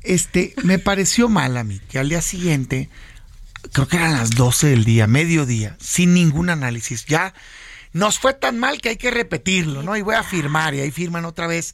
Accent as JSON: {"language": "Spanish", "town": "Hermosillo", "region": "Sonora", "country": "Mexico", "moved": "as an adult", "lives_now": "Mexico City, Mexico", "said": "yo soy de Hermosillo."}